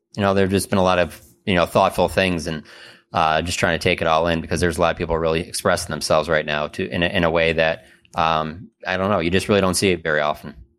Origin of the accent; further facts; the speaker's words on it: Warren, Michigan, United States; I grew up in Warren, which is a s, suburb of Detroit